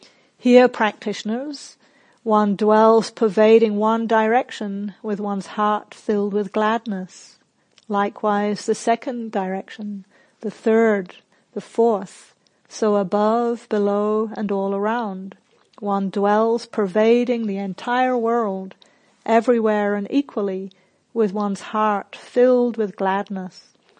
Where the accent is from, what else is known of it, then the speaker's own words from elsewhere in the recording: England, United Kingdom; also born or lived in New Zealand; now in Australia; So, for example, I grew up in England and New Zealand, and in both of those countries, you do not blow your own trumpet.